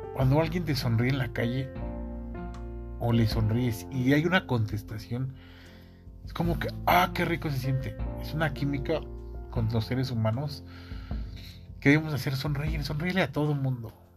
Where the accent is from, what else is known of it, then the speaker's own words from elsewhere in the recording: Mexico City, Mexico; soy, soy mexicano, soy de la Ciudad de México